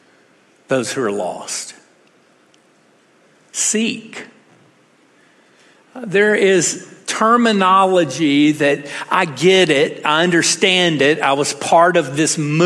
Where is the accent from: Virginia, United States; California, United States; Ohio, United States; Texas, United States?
Texas, United States; I'm a Texan